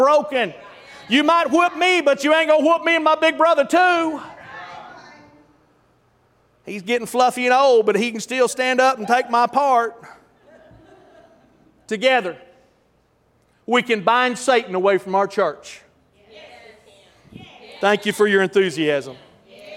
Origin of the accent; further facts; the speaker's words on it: Tulsa, Oklahoma, United States; I'm from North Tulsa